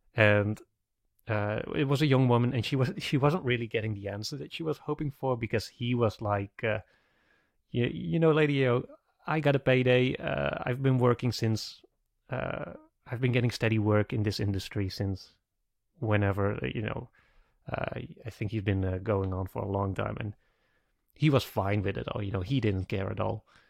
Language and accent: English; Netherlands; I'm from the Netherlands. My country was occupied by the Germans